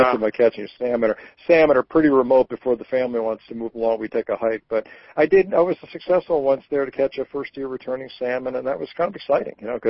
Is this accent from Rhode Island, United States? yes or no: yes; Rhode Island, United States; moved away; I grew up in Rhode Island